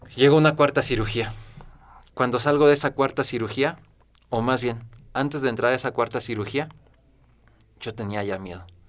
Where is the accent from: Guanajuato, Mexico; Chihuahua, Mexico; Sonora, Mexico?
Guanajuato, Mexico; soy originario de Guanajuato